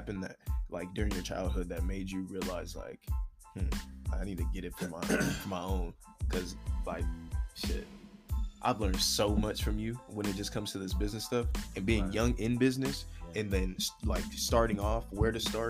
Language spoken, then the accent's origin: English; Marina, California, United States; I'm from Monterey. I was born in Monterey, like Marina, yeah. California.